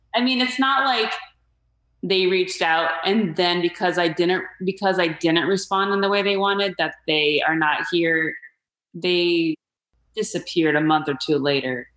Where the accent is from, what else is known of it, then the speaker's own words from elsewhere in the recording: Phoenix, Arizona, United States; moved away as an adult; also born or lived in Mesa, Arizona; now in Los Angeles, United States; my hometown of Phoenix, Arizona